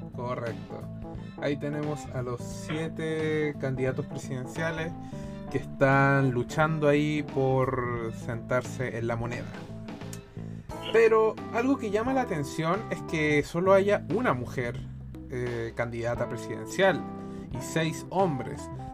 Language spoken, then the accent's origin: Spanish; Chile; acá en Chile no fue la excepción. Entonces uno creció con la idea de que el comunismo es malo